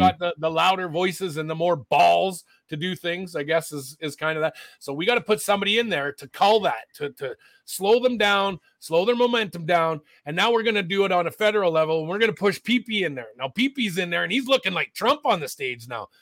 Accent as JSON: {"language": "English", "country": "Canada", "also_born_or_lived": "Alberta", "said": "as Canadian citizens"}